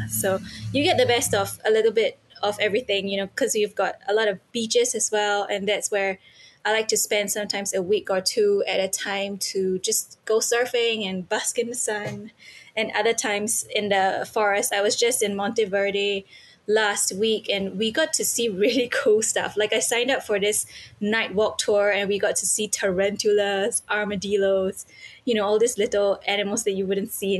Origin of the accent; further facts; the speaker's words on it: Singapore; Yes, so I am from Singapore.